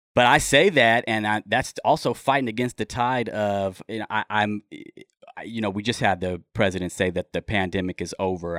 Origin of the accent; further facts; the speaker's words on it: Los Angeles, California, United States; also born or lived in Mojave Desert, California; now in Humboldt County, United States; I grew up in Los Angeles, and I've been listening to hip hop since I was, um, you know, living in the Wilshire District down there.